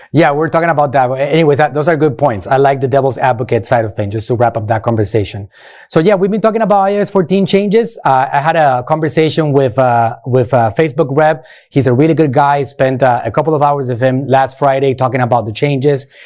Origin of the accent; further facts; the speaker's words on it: Puerto Rico; moved away as an adult; now in Clearwater, United States; Puerto Rico, uh, born and raised in Puerto